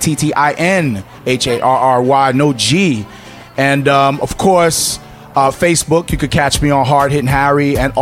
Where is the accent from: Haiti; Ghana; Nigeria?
Haiti; I'm from Haiti